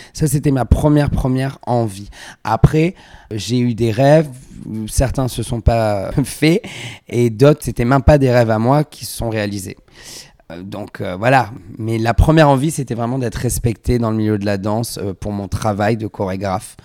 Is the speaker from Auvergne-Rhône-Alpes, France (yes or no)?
no; Vallauris, Provence-Alpes-Côte d'Azur, France; also born or lived in Grasse; je viens du sud de la France, je suis né à Grasse, j'ai grandi à Valoris, près de Cannes